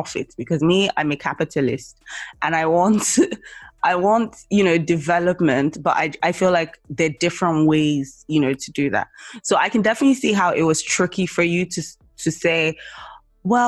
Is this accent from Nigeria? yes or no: yes; Nigeria; moved away; I came from Nigeria